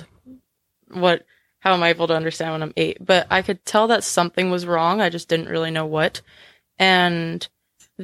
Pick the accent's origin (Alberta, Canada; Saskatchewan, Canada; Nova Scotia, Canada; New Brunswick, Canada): Saskatchewan, Canada; White City; also born or lived in Weyburn, Saskatchewan; I was born in Weyburn, Saskatchewan, which is a small town. And then we moved to White City.